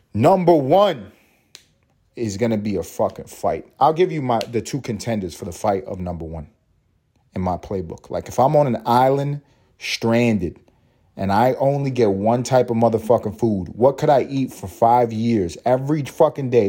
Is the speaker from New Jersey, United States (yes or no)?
no; New York City, New York, United States; I'm from New York City